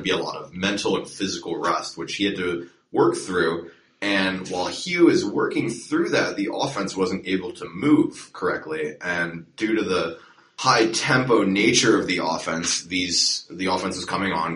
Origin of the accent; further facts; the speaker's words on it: Philadelphia, Pennsylvania, United States; moved away as an adult; now in New York, United States; I'm from Philadelphia